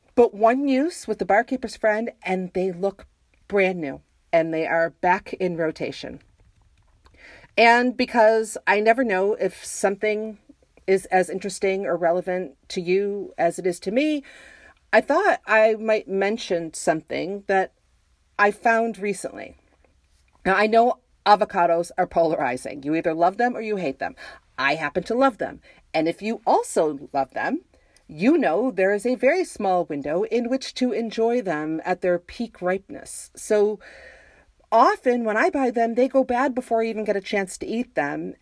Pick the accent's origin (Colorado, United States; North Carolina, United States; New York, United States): New York, United States; Western; now in Jacksonville, United States; I grew up in Western New York